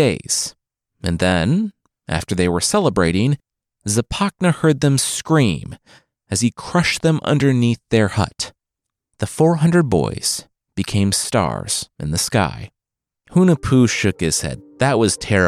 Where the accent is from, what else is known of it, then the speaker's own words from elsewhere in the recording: Loveland, Ohio, United States; I'm from Loveland, Ohio, home of the Loveland Frogman